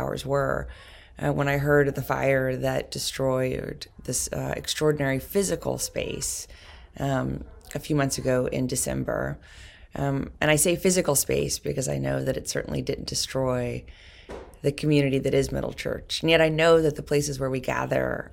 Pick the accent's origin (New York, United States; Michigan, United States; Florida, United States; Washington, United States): New York, United States; New York City; I've been inspired as a New Yorker